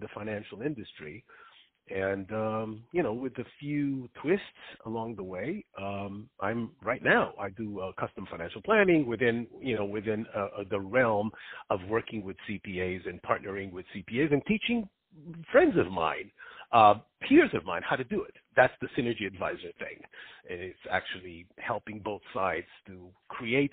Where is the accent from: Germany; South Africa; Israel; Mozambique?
Israel; moved away; I grew up in Israel